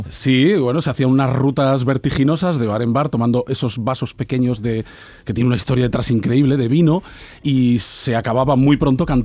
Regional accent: Barcelona, Catalonia, Spain; born there; now in Huelva, Spain; nacido en Barcelona, familia vasca, segoviana, vivo en Huelva desde el 78, enamorado de Sevilla y podría seguir.

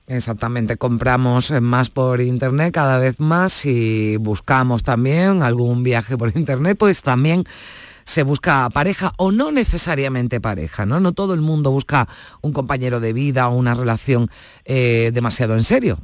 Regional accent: Spain; los españoles

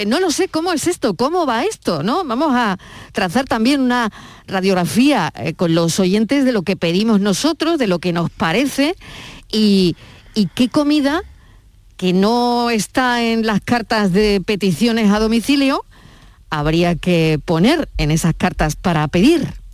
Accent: Málaga, Andalusia, Spain; born or raised there; moved away

